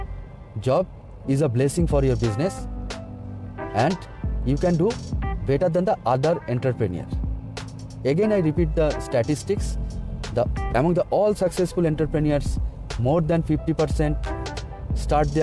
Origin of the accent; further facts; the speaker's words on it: India; from India